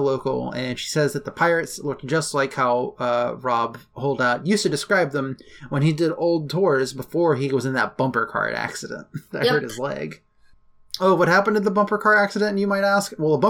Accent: Utica, New York, United States; Well, I'm from Utica, and I've never heard of steamed clams.

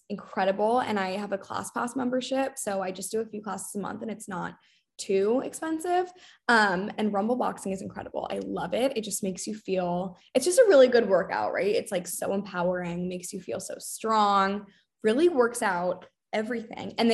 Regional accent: England, United Kingdom; I I never did dare in high school because I grew up partially in England, so we didn't have dare

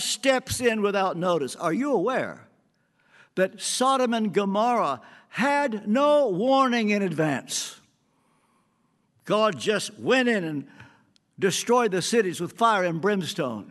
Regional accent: the South, Southern United States, United States; also born or lived in England; I'm a Southerner

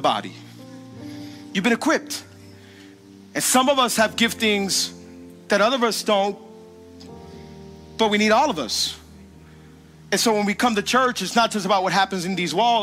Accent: Hialeah, Florida, United States; I'm from Hialeah and Color Ridge

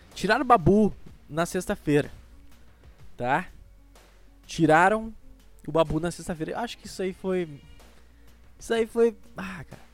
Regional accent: Rio Grande do Sul, Brazil; accent: gaúcho; eu sou gaúcho

